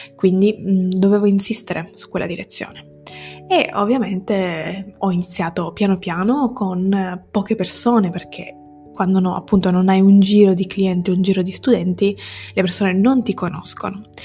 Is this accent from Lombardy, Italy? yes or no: no; Sicily, Italy; moved away as an adult; now in Turin, Italy; Quindi sono siciliana, come detto prima, ma non vivo in Sicilia, o almeno non più. Ci ho vissuto per i primi diciannove anni della mia vita